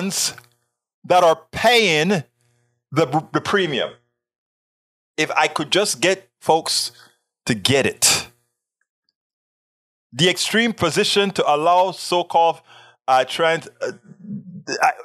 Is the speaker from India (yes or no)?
no; Panama; English is a second language; moved away; I am from Panama. I grew up homophobic, sexist